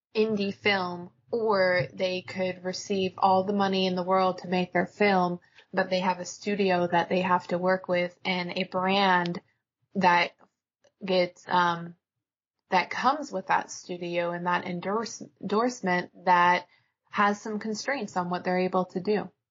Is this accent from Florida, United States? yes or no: no; Alaska, United States; I grew up in Alaska